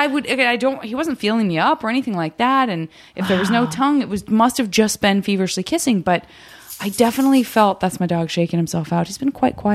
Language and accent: English; Tucson, Arizona, United States; I'm from Tucson